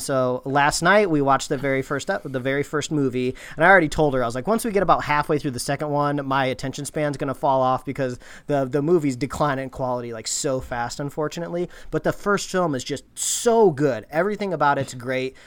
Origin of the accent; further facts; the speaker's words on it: Indiana, United States; growing up in Indiana, uh, every T V show and movie you ever watched growing up called it the D M V. In Indiana, it's called the B M V